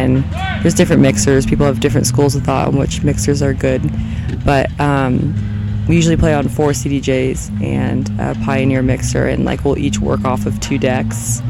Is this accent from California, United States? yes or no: yes; Southern California, United States; moved away as an adult; now in New Orleans, United States; I'm from Southern California, born and raised.